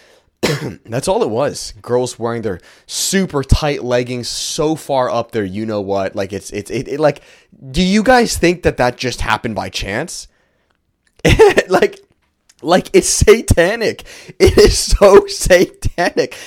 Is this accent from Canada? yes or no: yes; Canada; it's not the country that I was born into.